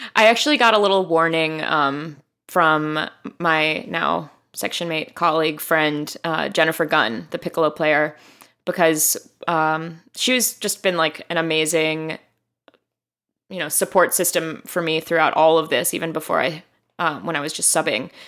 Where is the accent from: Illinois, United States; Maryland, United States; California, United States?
Illinois, United States; Chicago; moved away as an adult; also born or lived in Miami; I grew up in Hyde Park.